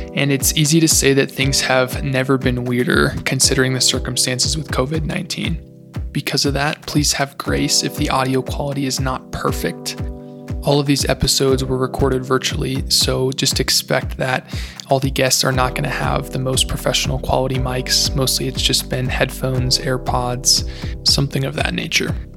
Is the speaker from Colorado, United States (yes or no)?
yes; Golden, Colorado, United States; moved away as an adult; now in Newberg, United States; I was born in Golden, Colorado, and have spent the last four years up at George Fox University in Newberg, Oregon.